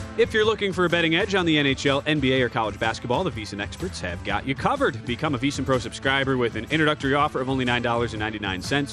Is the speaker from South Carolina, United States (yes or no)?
no; Wisconsin, United States; also born or lived in Milwaukee; now in Las Vegas, United States; Wisconsin, uh, my home state